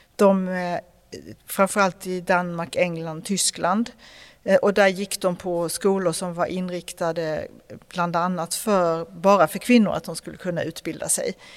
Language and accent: Swedish; Skåne, Sweden; jag är från Skåne